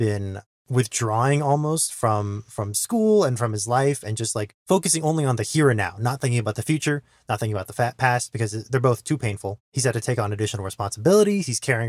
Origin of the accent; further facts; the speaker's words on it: Texas, United States; Growing up in South Texas, the concept of a cramped apartment building